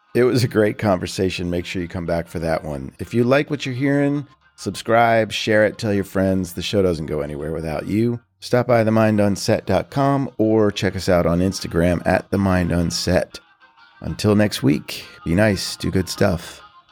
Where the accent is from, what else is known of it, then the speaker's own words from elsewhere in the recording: Philadelphia, Pennsylvania, United States; moved away as an adult; also born or lived in Nashville; now in Mexico; the growing up in Philly beginning